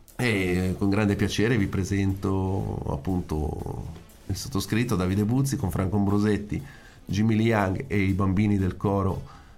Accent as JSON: {"language": "Italian", "region": "Italian Switzerland", "country": "Switzerland", "said": "ho anche avuto l'occasione di organizzare eventi dalle mie parti in, eh, nella Svizzera italiana"}